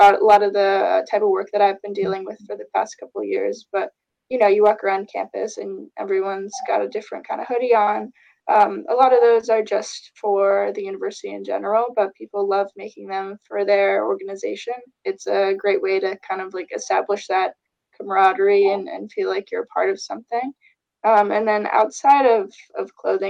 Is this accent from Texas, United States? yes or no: no; Fort Lauderdale, Florida, United States; moved away as an adult; now in Evanston, United States; I'm originally from Fort Lauderdale, Florida.